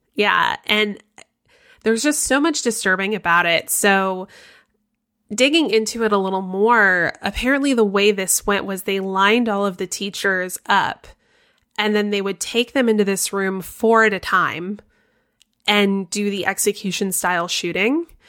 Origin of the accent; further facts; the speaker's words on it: Florida, United States; I'm from Florida